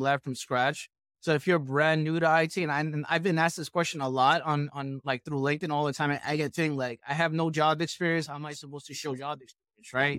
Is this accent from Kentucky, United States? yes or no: no; New York, United States; I'm from New York, I went to Manhattan